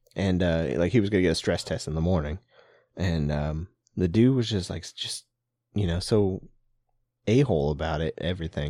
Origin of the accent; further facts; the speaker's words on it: Papillion, Nebraska, United States; moved away; we're from the Papillion area